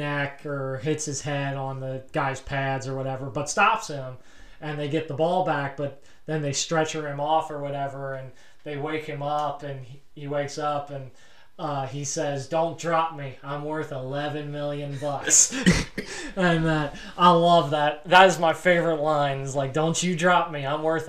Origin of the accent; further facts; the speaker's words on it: Wales, United Kingdom; I'm not a Mick. I'm bloody Welsh.